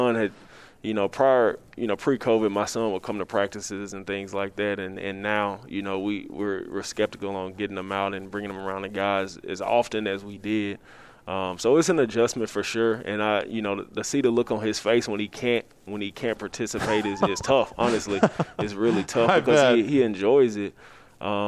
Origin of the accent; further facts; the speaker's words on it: the South, United States; I'm from the South, so I'm an SEC guy